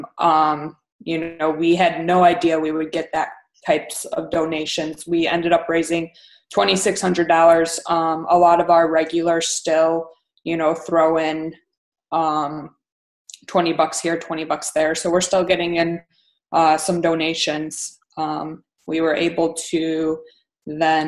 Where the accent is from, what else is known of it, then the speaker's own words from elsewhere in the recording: St. Charles, Illinois, United States; I grew up in St. Charles. I grew up out west. And I went to St. Charles North High School, graduated in 07.